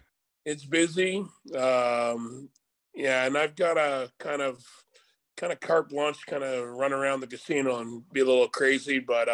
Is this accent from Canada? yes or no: yes; Windsor, Ontario, Canada; also born or lived in Toronto; I was born and I was adopted by my parents. So I don't know how old I was. So for all I know, I grew up in Windsor. I went to school there and I never lived in, I don't even remember Toronto at all.